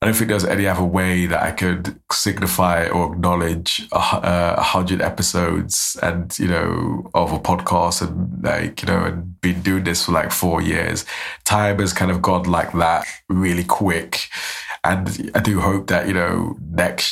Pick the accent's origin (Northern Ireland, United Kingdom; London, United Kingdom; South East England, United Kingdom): London, United Kingdom; now in Aberdeen, United Kingdom; I'm from South London